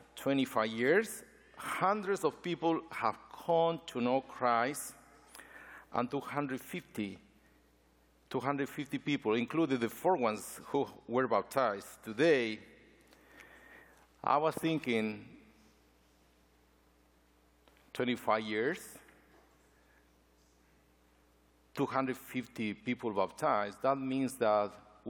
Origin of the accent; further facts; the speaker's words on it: Ecuador; now in United States; Ecuador, my home country.